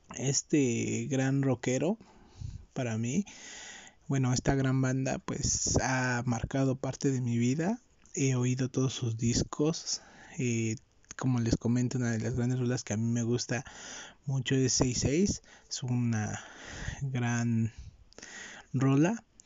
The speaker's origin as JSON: {"language": "Spanish", "country": "Mexico", "said": "yo, que soy de México"}